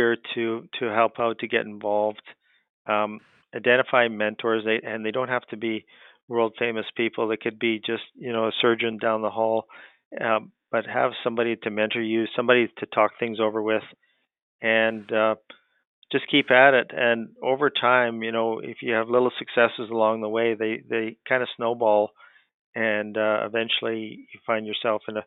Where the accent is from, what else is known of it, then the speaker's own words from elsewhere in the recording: Canada; growing up in Canada, hockey's huge here